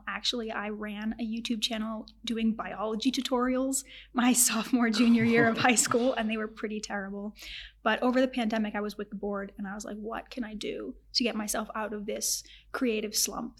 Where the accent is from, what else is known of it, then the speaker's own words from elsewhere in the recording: North Andover, Massachusetts, United States; I'm she, her, hers. And yeah. I'm from North Andover. When people ask me like where I'm from, I say I'm from Boston, but I kind of feel like a liar when I do that because I'm actually from like not a terrible suburb, but like a rural suburb.